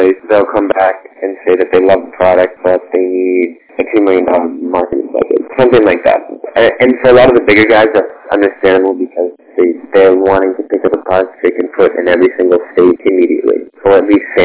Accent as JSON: {"language": "English", "region": "Southwest Florida", "country": "United States", "tie": "born or raised there", "said": "I go to FCCU now. I play on the hockey team there. It's my hometown. I grew up here"}